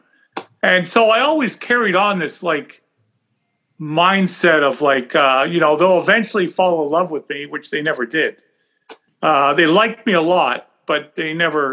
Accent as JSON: {"language": "English", "country": "Canada", "said": "I probably would have been the only Canadian working there"}